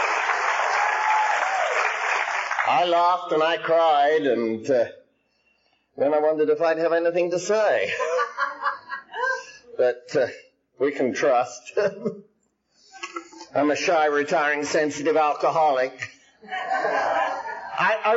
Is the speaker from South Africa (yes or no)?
no; England, United Kingdom; now in United States; I'm English by birth, I'm Irish by disease, I'm Scotch by absorption, and I'm American by adoption